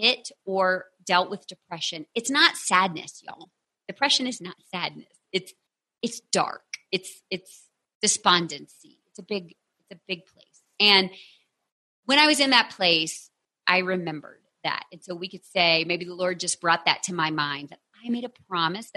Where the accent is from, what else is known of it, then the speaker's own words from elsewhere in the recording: Texas, United States; I'm from Texas